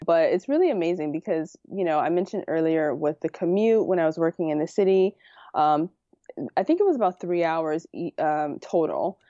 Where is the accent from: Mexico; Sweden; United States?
United States; New York City, New York; moved away as an adult; also born or lived in Harlem; now in Westchester, United States; I grew up in the Bronx